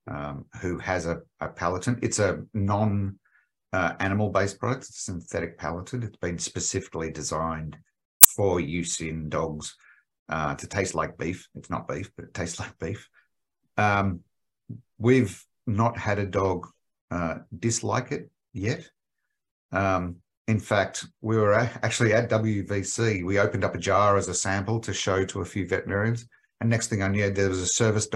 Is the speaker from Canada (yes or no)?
no; Australia; accent: Australian; moved away as an adult; now in United States; As you can tell, my accent is Australian